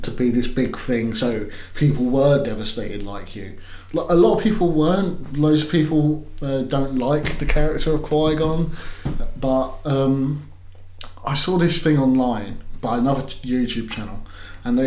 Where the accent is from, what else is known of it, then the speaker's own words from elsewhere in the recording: England, United Kingdom; We are English